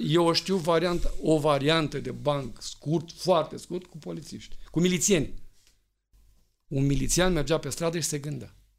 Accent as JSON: {"language": "Romanian", "country": "Romania", "said": "suntem români"}